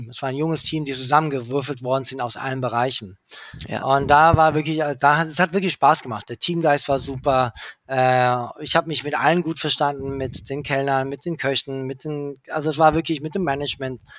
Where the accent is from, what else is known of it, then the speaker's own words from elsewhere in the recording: England, United Kingdom; ich bin ja in England aufgewachsen und da ist mir schon so eine Metropole, eine Großstadt-Feeling